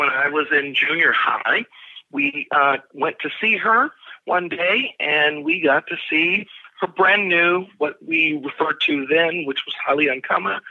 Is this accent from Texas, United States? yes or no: yes; Texas, United States; I actually was born and raised in Texas